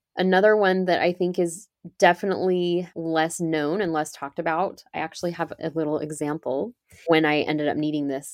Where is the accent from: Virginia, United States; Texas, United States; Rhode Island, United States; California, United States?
California, United States; So I grew up in California and I ended up back here. I live in California now.